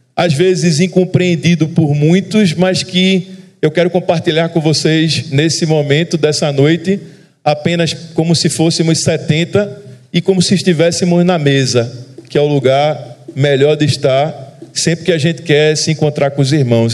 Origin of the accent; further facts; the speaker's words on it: Recife, Pernambuco, Brazil; accent: sotaque da turma do Recife; eu sou de Recife